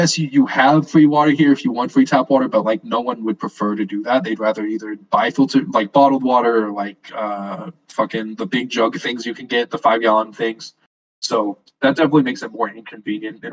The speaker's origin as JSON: {"language": "English", "region": "West Texas", "country": "United States", "tie": "born or raised there", "moved": "yes", "lives_now": "Las Vegas, United States", "said": "I moved from in Texas and West Texas was absolutely terrible because it's just, like, I grew up in an oil field town."}